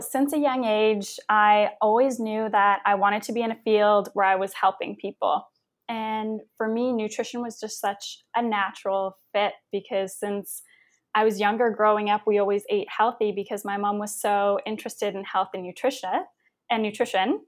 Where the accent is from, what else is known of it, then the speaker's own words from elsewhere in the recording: Windsor, Ontario, Canada; moved away; also born or lived in Toronto; my hometown of Windsor, Ontario